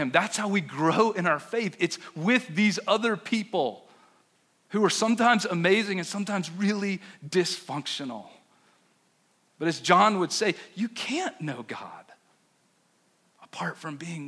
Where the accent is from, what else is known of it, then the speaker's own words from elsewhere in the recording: Chapel Hill, North Carolina, United States; now in Denver, United States; I grew up in Chapel Hill